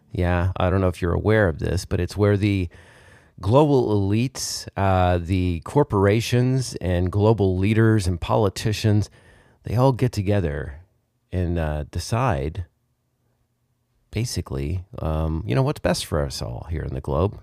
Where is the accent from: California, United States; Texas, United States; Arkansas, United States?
Arkansas, United States; grew up in Arkansas